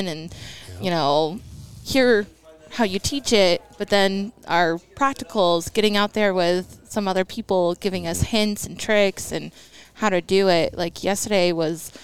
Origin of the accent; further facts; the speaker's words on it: St. Albans, Vermont, United States; I'm from St. Albans, Vermont